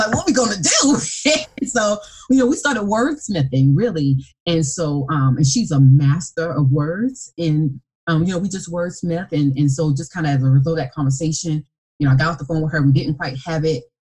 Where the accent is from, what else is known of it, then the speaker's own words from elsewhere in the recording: South Carolina, United States; also born or lived in Columbia, South Carolina; we grew up Methodist, and when they moved to Columbia, South Carolina, which was only 45 minutes from my hometown, and that was going into my junior year